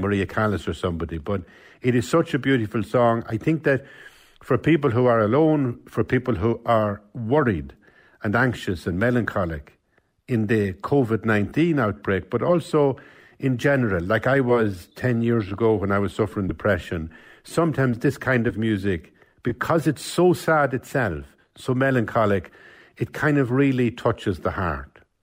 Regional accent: Cavan, Ulster, Ireland; I'm from Cavan Town

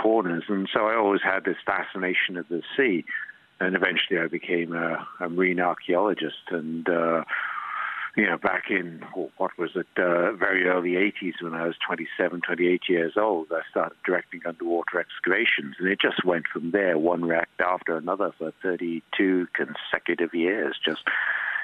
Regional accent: Stanley, Falkland Islands; also born or lived in New Island, Falkland Islands; I was brought up in Port Stanley, but also spent all my time in one of the outlying islands called New Ireland

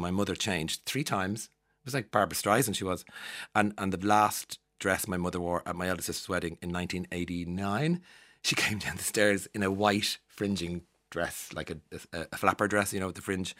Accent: Ireland; accent: Irish; also born or lived in London; being Irish and living abroad as an Irish person.

